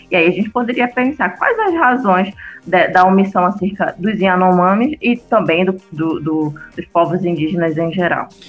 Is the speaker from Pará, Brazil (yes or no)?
yes; Pará, Brazil; moved away; porque eu sou nortista